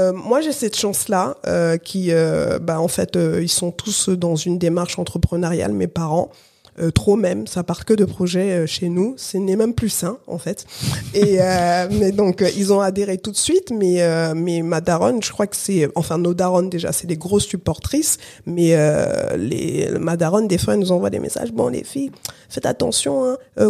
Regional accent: France; also born or lived in Cameroon; je suis née au Cameroun, euh, Katia est née au Congo, RDC, et euh, et on a grandi ici en France

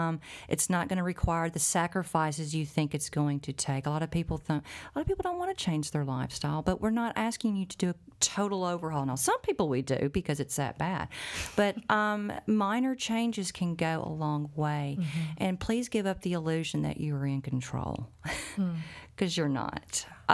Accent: Ireland; I'm Irish.

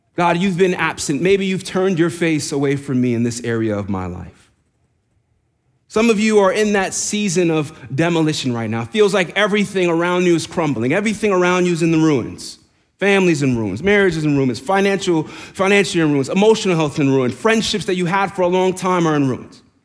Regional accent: New York, United States; accent: New York; moved away; I'm from New York. I'm from New York. See, the accent came out there.

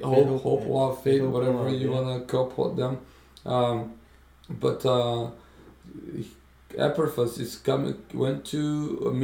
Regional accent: Brazil; moved away; growing up in Brazil.

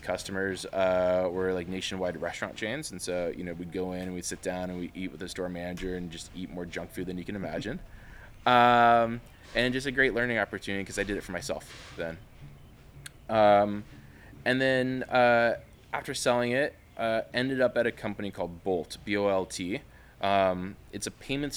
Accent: Spokane, Washington, United States; also born or lived in Bay Area, California; I grew up in the Bay Area and then Spokane, Washington.

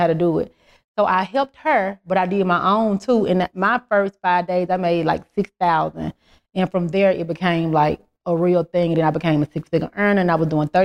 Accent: Memphis, Tennessee, United States; moved away as an adult; now in Atlanta, United States; I'm from Memphis. I'm from a small town

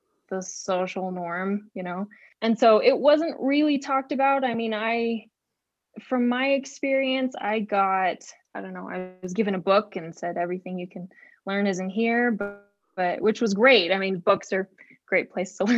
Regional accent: West Jordan, Utah, United States; I'm from West Jordan, Utah. I grew up in Utah most of my life

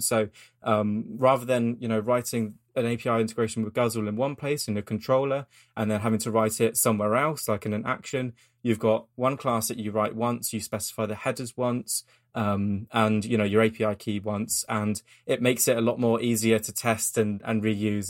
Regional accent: United Kingdom; I'm as British as you can get

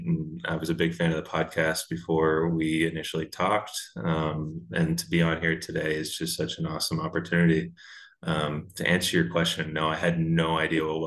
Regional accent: Charleston, South Carolina, United States; moved away as an adult; now in Iowa, United States; I'm originally from Charleston, South Carolina

